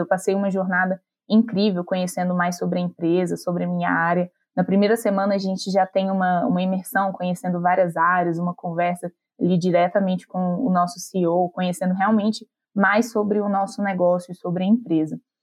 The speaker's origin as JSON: {"language": "Portuguese", "region": "Minas Gerais", "country": "Brazil", "said": "Eu sou mineira daqui de uma cidade da região metropolitana de Belo Horizonte"}